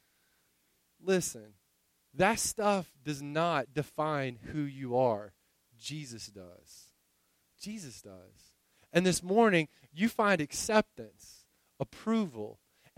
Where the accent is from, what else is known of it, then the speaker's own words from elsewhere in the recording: Winter Haven, Florida, United States; moved away; I grew up in Winter Haven, Florida.